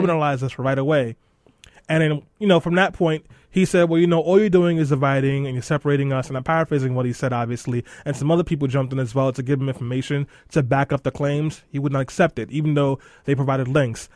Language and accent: English; New York City, New York, United States; in Brownsville, the neighborhood that I grew up